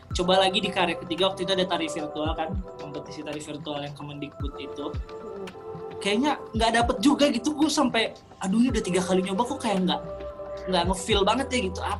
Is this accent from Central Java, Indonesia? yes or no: no; Sampit, Central Kalimantan, Indonesia; waktu itu aku benar-benar udah terkunci di di Sampit di kampung aku di Kalimantan Tengah gitu